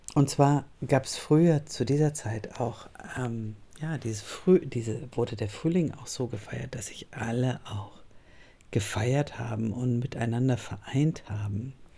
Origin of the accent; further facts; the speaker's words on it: Northern Germany, Germany; moved away as an adult; also born or lived in Cologne; ich komme aus Norddeutschland